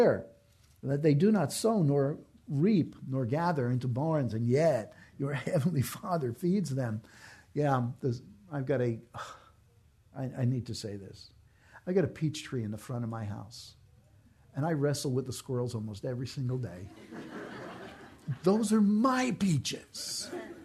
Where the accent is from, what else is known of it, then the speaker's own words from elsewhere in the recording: New York, United States; moved away; I'm from New York